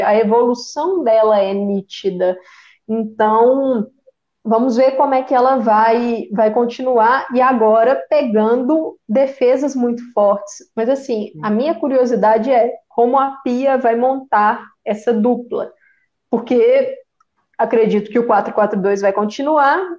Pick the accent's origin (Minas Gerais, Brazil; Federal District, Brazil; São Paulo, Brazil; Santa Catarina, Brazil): Minas Gerais, Brazil; Belo Horizonte; eu sou de Belo Horizonte